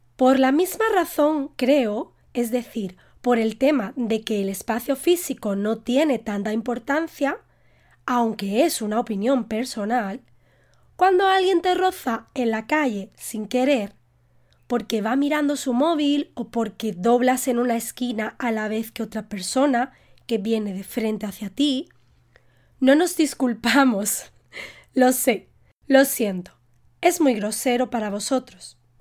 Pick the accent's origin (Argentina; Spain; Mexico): Spain; Yo como española